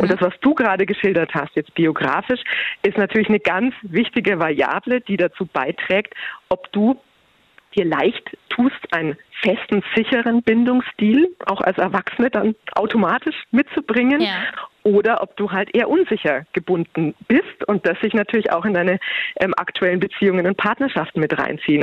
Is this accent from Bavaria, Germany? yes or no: yes; Bavaria, Germany; bei uns in Bayern